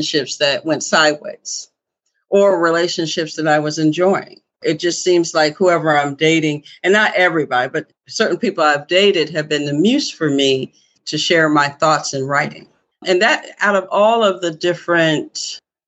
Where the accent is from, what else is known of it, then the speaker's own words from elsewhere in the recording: near Syracuse, upstate New York, United States; also born or lived in Philadelphia, Pennsylvania; I was born in Philadelphia, but I was raised primarily in upstate New York, near Syracuse, New York